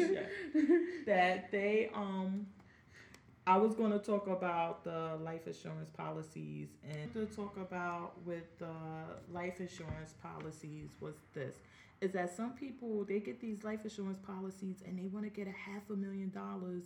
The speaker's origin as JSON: {"language": "English", "town": "Jersey City", "region": "New Jersey", "country": "United States", "said": "I'm from Jersey City"}